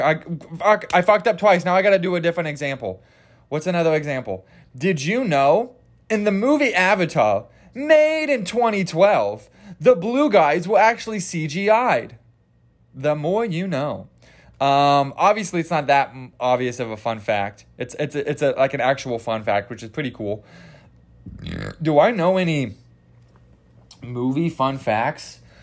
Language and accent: English; Kansas, United States; I'm country. I'm, I'm, I'm from Kansas